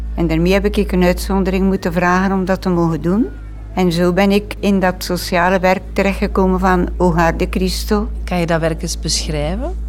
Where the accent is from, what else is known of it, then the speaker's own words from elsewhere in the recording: Vlierzele, Flanders, Belgium; moved away as an adult; also born or lived in South America; now in Aalst, Belgium; ik ben geboren in Vlierzelen. Dat is een klein dorp tegen uh, eh, Oordehem, Gent en zo.